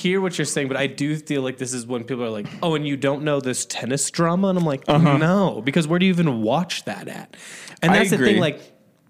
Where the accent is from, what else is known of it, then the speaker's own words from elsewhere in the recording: Indiana, United States; I'm from Indiana